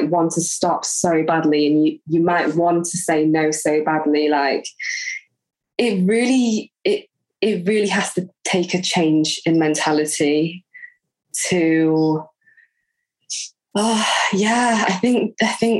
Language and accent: English; Leeds, Yorkshire and the Humber, United Kingdom; now in Eilat, Israel; I'm from Leeds.